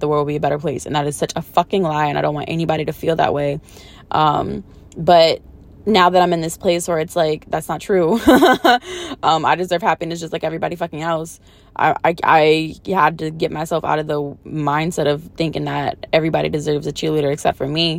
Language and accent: English; New Orleans, Louisiana, United States; I'm from New Orleans